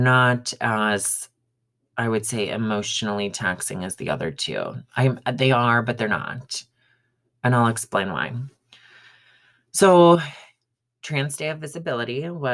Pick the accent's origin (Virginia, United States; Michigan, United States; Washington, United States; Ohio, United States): Michigan, United States; now in Colorado, United States; growing up in Michigan